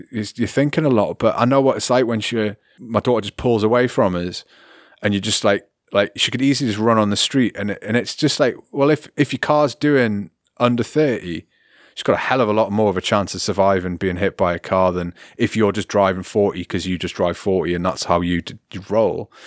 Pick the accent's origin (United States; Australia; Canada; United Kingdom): United Kingdom; now in Germany